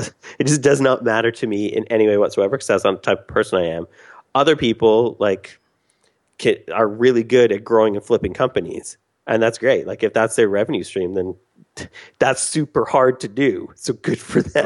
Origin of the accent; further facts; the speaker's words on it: Canada; I'm Canadian